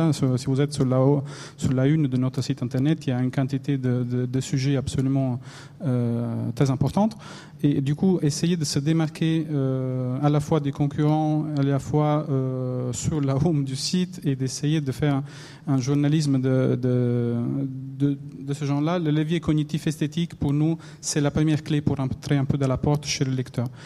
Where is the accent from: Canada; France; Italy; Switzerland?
Italy; accent: Italian; French is a second language; moved away; mon accent italien